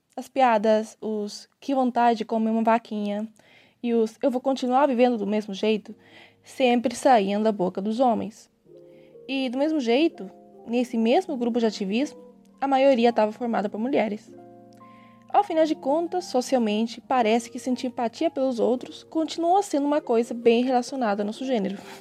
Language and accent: Portuguese; Argentina; also born or lived in Brazil; now in Córdoba, Argentina; sou argentina e metade brasileira